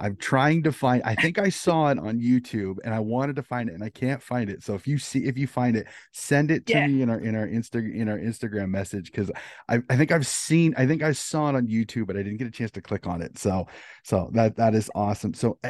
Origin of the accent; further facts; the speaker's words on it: United States; being an American who got into the sport a little bit later